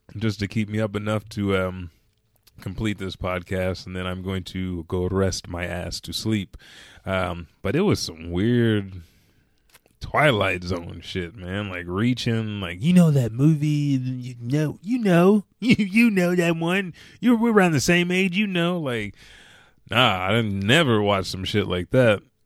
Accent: Oklahoma City, Oklahoma, United States; I said I'm from Oklahoma City

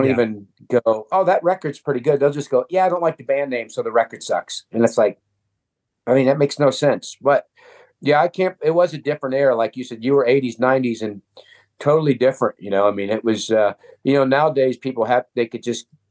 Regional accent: Akron, Ohio, United States; I come from Akron

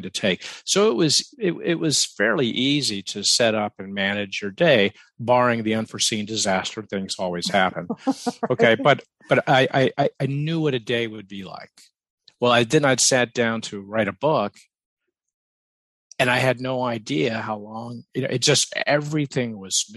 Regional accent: the South, United States; I grew up in the South

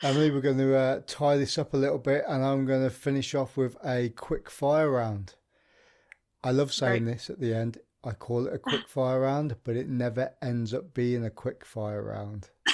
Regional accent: Midlands, United Kingdom; moved away; I'm from the Midlands originally

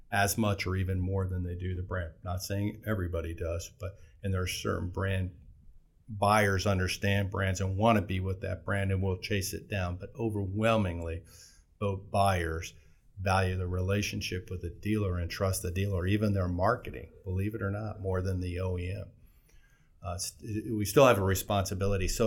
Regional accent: Fort Walton Beach, Florida, United States; Well, I came from Florida. I was born in Fort Walton Beach

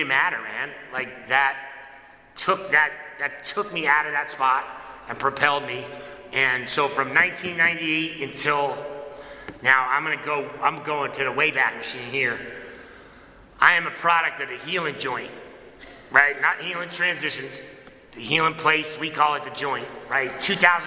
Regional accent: Connecticut, United States; now in Apex, United States; I was born and raised in Connecticut

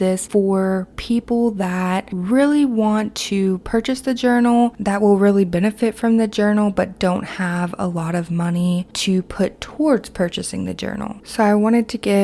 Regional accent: Kentucky, United States; my hometown in Kentucky

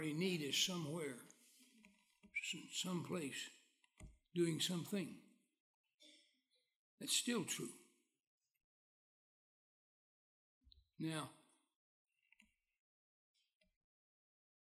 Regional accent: West Virginia, United States; moved away; I was born in West Virginia. I left there just as soon as I learned it was permitted

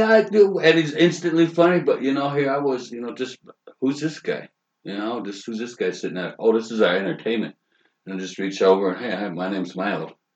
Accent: Fort Thompson, South Dakota, United States; I'm from South Dakota. I'm from the Crow Creek Reservation in uh, Fort Thompson.

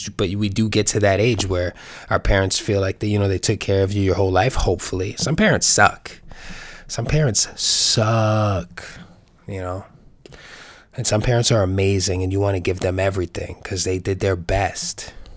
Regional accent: New York City, New York, United States; New York City is my hometown

